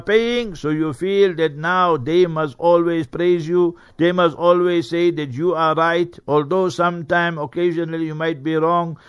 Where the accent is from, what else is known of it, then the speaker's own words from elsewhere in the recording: Heidelberg, Gauteng, South Africa; moved away; Heidelberg, my hometown, Heidelberg. Hmm. uh, Transvaal that time, but now hmm. Gauteng